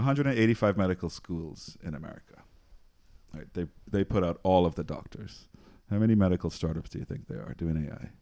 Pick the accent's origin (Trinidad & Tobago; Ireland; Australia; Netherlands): Trinidad & Tobago; moved away; I'm from Trinidad, born and raised. Went to high school in Trinidad